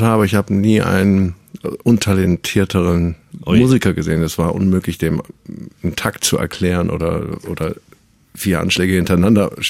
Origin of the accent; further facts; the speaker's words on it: Düsseldorf, North Rhine-Westphalia, Germany; also born or lived in Münster; ich komme eigentlich aus Münster oder bin da zumindest geboren und wohne seit ich fünf, sechs bin in Düsseldorf.